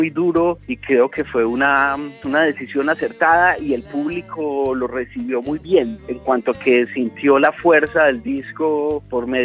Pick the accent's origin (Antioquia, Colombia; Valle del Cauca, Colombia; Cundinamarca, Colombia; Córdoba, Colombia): Antioquia, Colombia; Medellín; born there; Por lo menos los que nacimos en Medellín tenemos una historia con alguna canción de ….